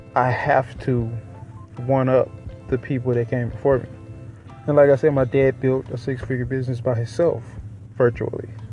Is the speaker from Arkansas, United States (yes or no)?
yes; Little Rock, Arkansas, United States; I am from Little Rock, Arkansas, born and raised